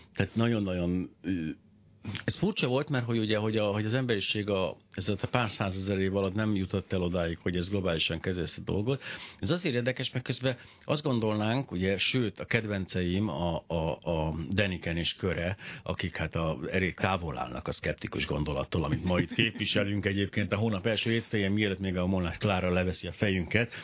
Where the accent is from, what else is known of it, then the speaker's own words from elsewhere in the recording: Miskolc, Borsod-Abaúj-Zemplén, Hungary; kifejezetten Miskolcon nőttem fel